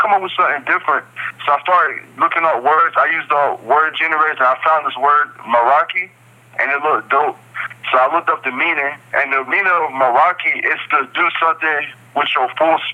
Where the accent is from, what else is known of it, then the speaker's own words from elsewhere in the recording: High Point, North Carolina, United States; also born or lived in New Jersey; I've been raised in North Carolina most of my life. It's High Point, North Carolina